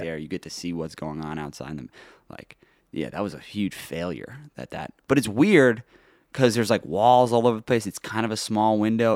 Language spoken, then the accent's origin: English; New York City, New York, United States; I grew up in New York